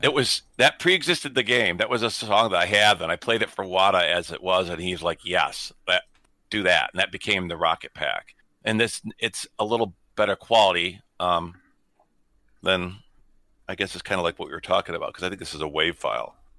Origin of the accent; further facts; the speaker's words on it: Detroit, Michigan, United States; I grew up in Detroit